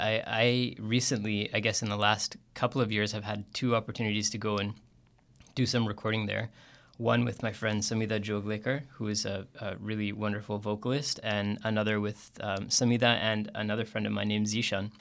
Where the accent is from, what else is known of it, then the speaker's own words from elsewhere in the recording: Calgary, Alberta, Canada; I grew up in Calgary